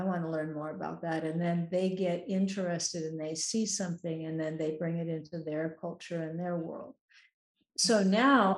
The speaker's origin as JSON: {"language": "English", "region": "Minnesota", "country": "United States", "tie": "born or raised there", "moved": "as an adult", "lives_now": "Hawaii, United States", "said": "I grew up in Minnesota, which is kind of in the northern part of the United States in the middle of the country, where it's cold"}